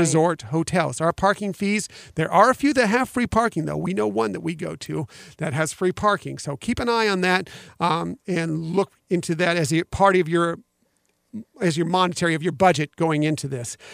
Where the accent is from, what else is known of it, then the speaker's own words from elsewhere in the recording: West Coast, United States; moved away; I came from the West Coast, so I grew up going to Disneyland